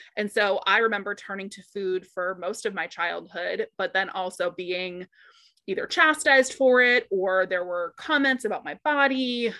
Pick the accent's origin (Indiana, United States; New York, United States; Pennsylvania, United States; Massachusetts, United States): Massachusetts, United States; Boston; I'm originally from Boston, so the Massachusetts area